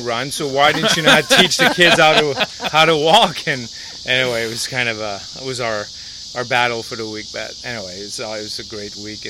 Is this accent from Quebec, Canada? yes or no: yes; Montreal, Quebec, Canada; English is a second language; moved away as an adult; now in United States; Well, I grew up in Canada, right? So I grew up in Montreal. My parents still live in the house that we grew up in.